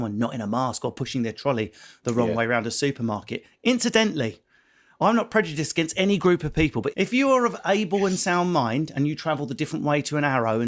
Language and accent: English; Essex, East of England, United Kingdom; accent: Essex; I'm from Essex